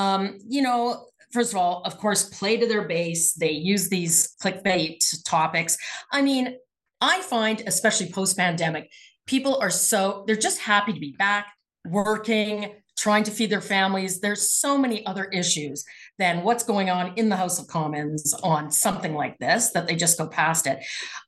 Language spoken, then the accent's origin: English; Alberta, Canada; You know, I grew up in Southern Alberta, about an hour from Montana.